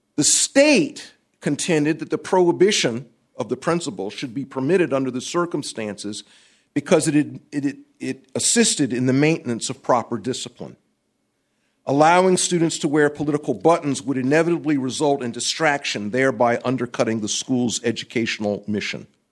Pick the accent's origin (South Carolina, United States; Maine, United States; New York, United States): South Carolina, United States; Columbia; I'm from Columbia, South Carolina.